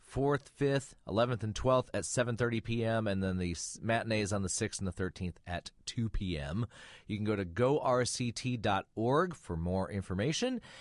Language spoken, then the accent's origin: English; Flint, Michigan, United States; moved away; I grew up in Flint.